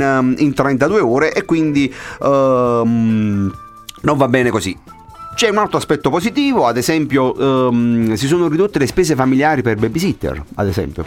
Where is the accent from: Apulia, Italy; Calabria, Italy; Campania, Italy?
Campania, Italy; Naples; da napoletano, eh, da campano, insomma, da, da, da uomo del sud